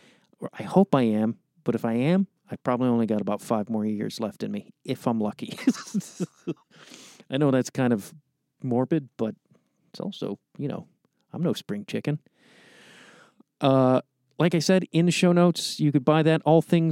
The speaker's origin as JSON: {"language": "English", "town": "Chicago", "region": "Illinois", "country": "United States", "moved": "yes", "lives_now": "Los Angeles, United States", "said": "I'm from Chicago, but, the first time I went to Pasadena when I moved here, I was just like, I want to fucking live over here."}